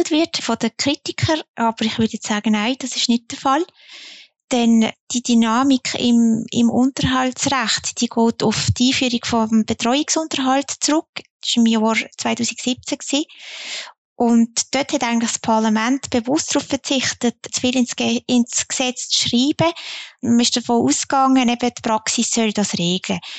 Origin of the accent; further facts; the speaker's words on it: Zunzgen, Basel-Landschaft, Switzerland; Ich meine, ich komme aus Zonzgen, das sagst du ja immer sehr gern.